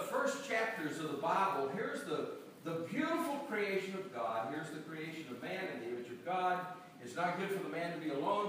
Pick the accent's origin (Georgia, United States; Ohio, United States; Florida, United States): Georgia, United States; also born or lived in Macon, Georgia; I grew up in Georgia